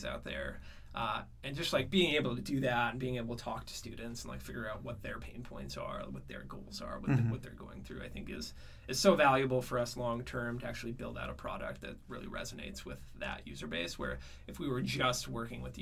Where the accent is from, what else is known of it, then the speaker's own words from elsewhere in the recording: Norway, Michigan, United States; also born or lived in San Francisco; I'm from Norway, Michigan. I grew up in the Upper Peninsula.